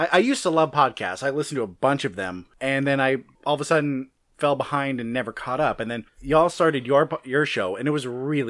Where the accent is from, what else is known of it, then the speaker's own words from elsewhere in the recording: California, United States; I'm from California.